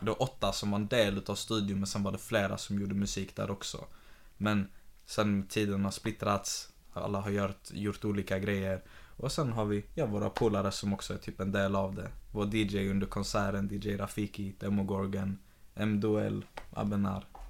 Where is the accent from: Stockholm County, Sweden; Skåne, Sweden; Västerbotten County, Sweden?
Skåne, Sweden; Malmö; jag är själv uppväxt i Karoli fram till att jag var typ 20